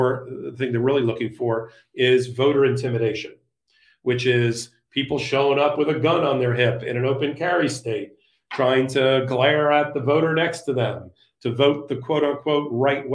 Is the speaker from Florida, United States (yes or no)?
yes; Coral Gables, Florida, United States; moved away; my original home, in my hometown in Florida, in Coral Gables